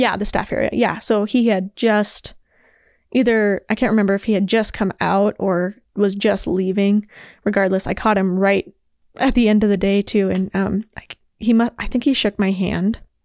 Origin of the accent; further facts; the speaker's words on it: Billings, Montana, United States; I was born and raised in Billings, Montana